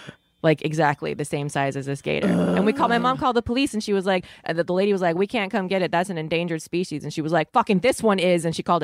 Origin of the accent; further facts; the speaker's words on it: Florida, United States; I'm from Florida.